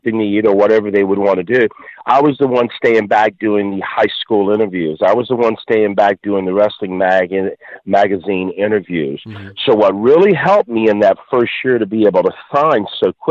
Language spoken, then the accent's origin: English; Lumbee Nation, North Carolina, United States; I was from the Lumbee Nation